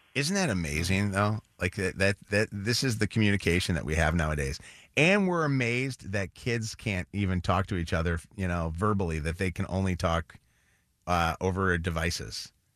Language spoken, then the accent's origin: English; Illinois, United States; I grew up in Illinois